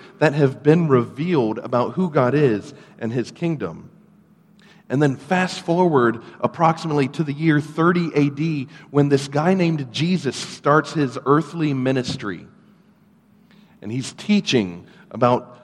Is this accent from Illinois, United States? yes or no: no; Ladson, South Carolina, United States; also born or lived in North Charleston, South Carolina; I grew up here in the Charleston area, actually out in Ladson